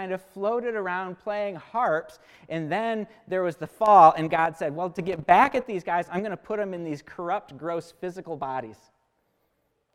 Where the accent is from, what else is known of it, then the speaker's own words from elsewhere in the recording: United States; as American Christians